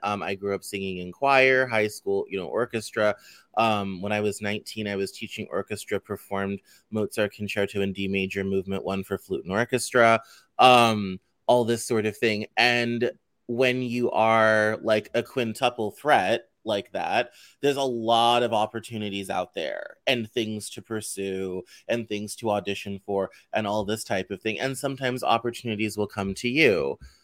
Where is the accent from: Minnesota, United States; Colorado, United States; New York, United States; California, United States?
Colorado, United States; growing up in Colorado